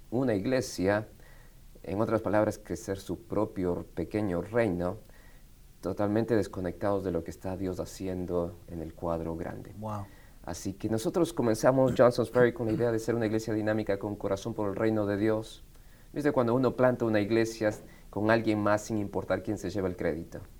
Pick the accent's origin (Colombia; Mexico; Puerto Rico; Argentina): Argentina; Buenos Aires; also born or lived in Quito, Ecuador; now in Marietta, United States; nací en Quito, Ecuador. Quito, Ecuador. Quito, Ecuador. A los 10 años mis padres viajan a Argentina como misioneros y así es como crezco en Buenos Aires, Argentina.